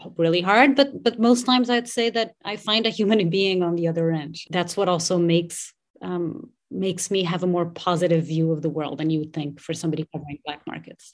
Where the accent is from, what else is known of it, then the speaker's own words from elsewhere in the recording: Portugal; moved away as an adult; I grew up in Portugal. I was there until I was about twenty-three, four years old.